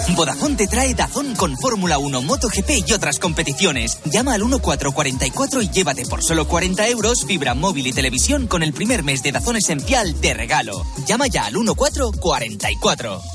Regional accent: Madrid, Community of Madrid, Spain; Yo soy de un pueblo que se llama Madrid

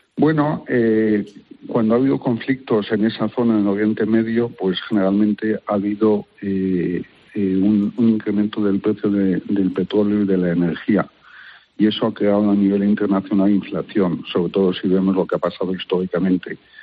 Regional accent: Israel; now in Spain; Yo soy israelí de nacimiento y español y israelí de corazón.

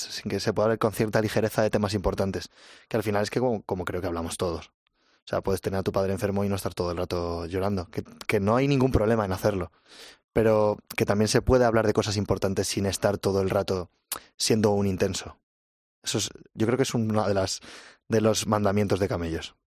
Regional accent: Huesca, Aragon, Spain; moved away as an adult; now in Madrid, Spain; Jorge, el batería y yo somos de Huesca

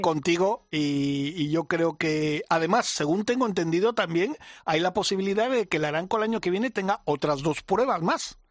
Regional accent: Mallorca, Balearic Islands, Spain; moved away; mi tierra

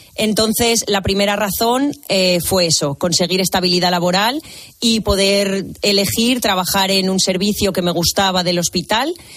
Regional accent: Zamora, Castile and León, Spain; moved away as an adult; also born or lived in Malta / Tenerife; now in Valencia, Spain; yo soy de Zamora, estudié en Zamora en la Escuela de Enfermería de allí

